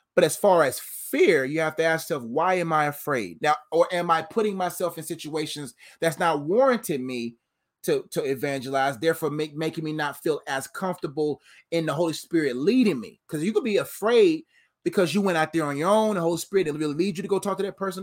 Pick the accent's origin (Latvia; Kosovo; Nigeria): Nigeria; I'm Nigerian